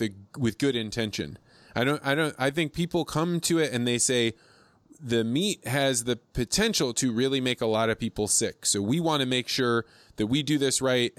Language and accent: English; Eureka, Illinois, United States; I grew up in Eureka, Illinois